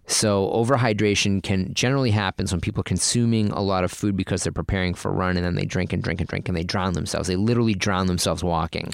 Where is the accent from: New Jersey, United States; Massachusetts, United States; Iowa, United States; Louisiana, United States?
Massachusetts, United States; Boston; now in California, United States; I grew up in Boston